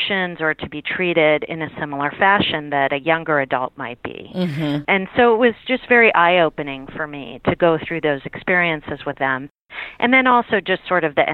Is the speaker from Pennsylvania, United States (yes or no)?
yes; Pittsburgh, Pennsylvania, United States; now in Washington, D.C., United States; I grew up in Pittsburgh, Pennsylvania